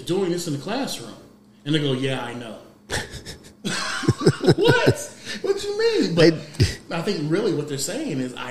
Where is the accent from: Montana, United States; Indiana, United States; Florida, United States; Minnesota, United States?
Indiana, United States; Marion; moved away as an adult; also born or lived in Muncie, Indiana; I was from Central Marion